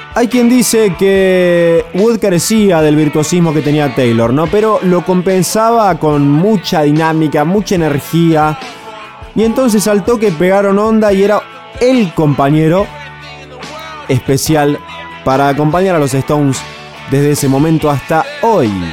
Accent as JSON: {"language": "Spanish", "country": "Argentina", "said": "a nosotros como argentinos nos parece ridículo"}